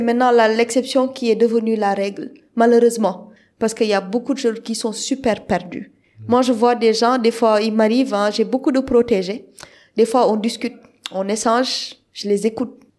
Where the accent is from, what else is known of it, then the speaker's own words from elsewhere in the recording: Senegal; je suis sénégalaise